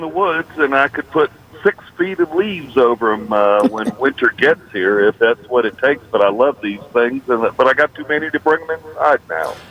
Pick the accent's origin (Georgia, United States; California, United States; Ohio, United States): Georgia, United States; Athens; now in Dahlonega, United States; I grew up in the Athens area